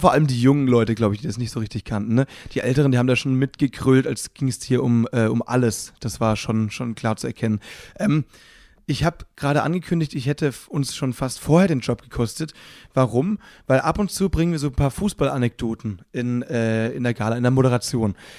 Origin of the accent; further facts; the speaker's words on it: Müllheim, Baden-Württemberg, Germany; meine Heimatstadt heißt Müllheim